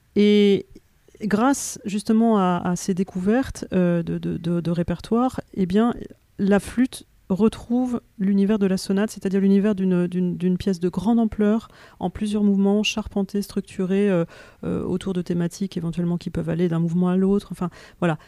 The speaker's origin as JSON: {"language": "French", "country": "France", "said": "nous en tant que Français"}